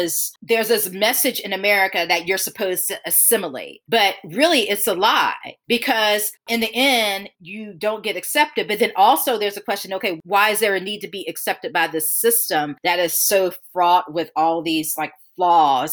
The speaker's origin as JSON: {"language": "English", "region": "the South", "country": "United States", "tie": "born or raised there", "said": "I'm 49 and born and raised in the South"}